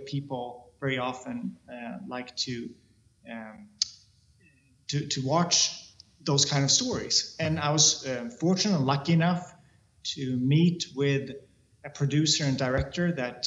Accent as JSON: {"language": "English", "country": "Sweden", "said": "I come from Sweden"}